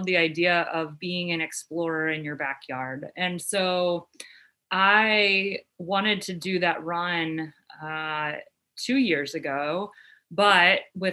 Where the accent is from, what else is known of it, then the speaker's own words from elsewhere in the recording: Cleveland, Ohio, United States; born and raised in the Cleveland area